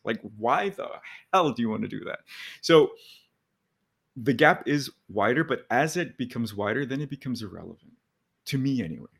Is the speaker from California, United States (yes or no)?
yes; California, United States; moved away as an adult; now in New York City, United States; I'm from California